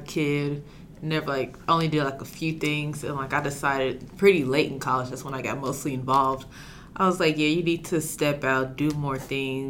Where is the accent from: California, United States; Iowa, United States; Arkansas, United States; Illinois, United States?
Arkansas, United States; Jonesboro; major from Jonesboro, Arkansas